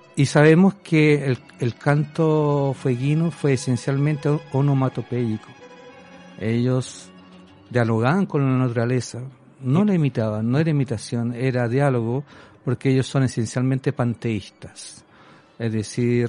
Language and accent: Spanish; Chile; moved away as an adult; yo soy eh, un chileno común y corriente